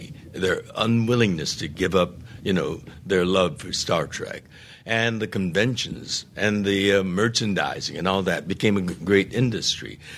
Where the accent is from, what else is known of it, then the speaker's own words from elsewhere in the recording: United States; I'm an American